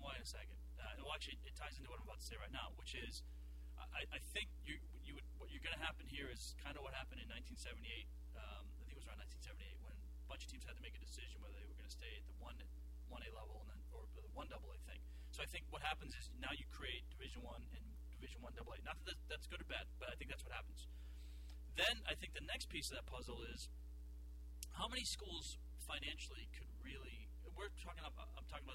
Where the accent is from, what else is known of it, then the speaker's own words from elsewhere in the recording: Boston, Massachusetts, United States; I grew up in Boston